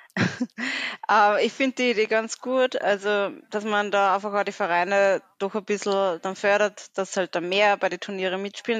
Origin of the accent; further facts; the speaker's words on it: Austria; bei uns in Österreich